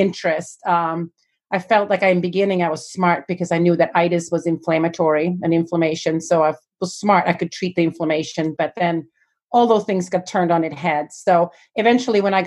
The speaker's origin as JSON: {"language": "English", "country": "Sweden", "tie": "born or raised there", "also_born_or_lived": "United States", "moved": "as an adult", "lives_now": "Delaware, United States", "said": "I was born and raised in Sweden"}